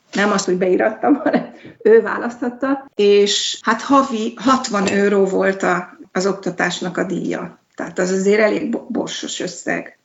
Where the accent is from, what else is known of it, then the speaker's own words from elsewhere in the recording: Hungary; moved away as an adult; now in Delft, Netherlands; én Magyarországról jöttem, bár ez ki se derül rendszerint. Hallják, hogy valami akcentusom van, de ha rákérdeznek, mondom, hogy magyar